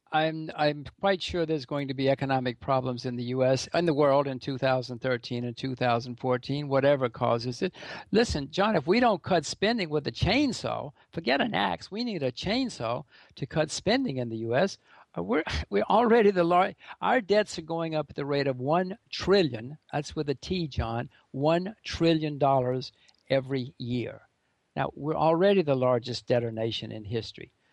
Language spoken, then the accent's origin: English; United States; I'm an American